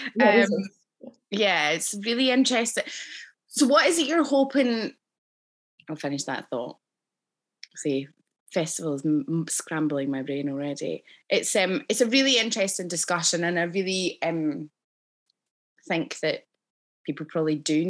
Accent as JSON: {"language": "English", "region": "Scotland", "country": "United Kingdom", "tie": "born or raised there", "said": "obviously I grew up in Scotland"}